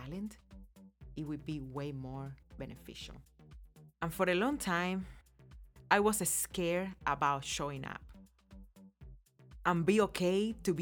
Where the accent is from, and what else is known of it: Cuba; born or raised there; now in United States